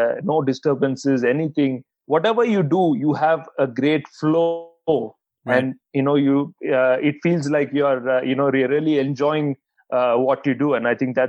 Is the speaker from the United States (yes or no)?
no; India; I'm one Indian playing this event